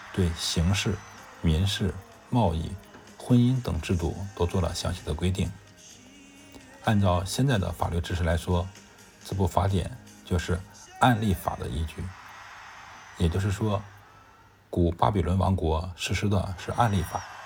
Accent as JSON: {"language": "Chinese", "country": "China", "said": "作为一个中国人"}